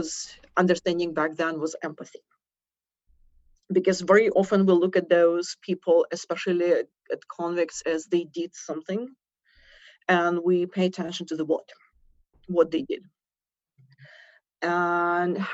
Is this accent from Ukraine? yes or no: yes; Ukraine; accent: Russian; moved away as an adult; I was born in Ukraine. The accent is Russian. The passport is British